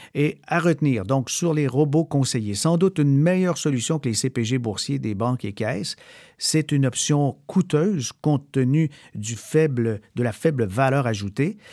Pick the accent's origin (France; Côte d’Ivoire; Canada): Canada; chez nous au Canada